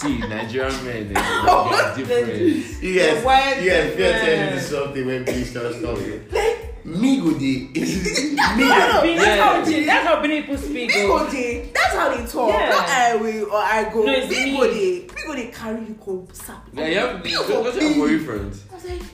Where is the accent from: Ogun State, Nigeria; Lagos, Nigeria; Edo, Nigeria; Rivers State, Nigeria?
Edo, Nigeria; Benin City; I'm from Benin? I'm actually Edo Benin.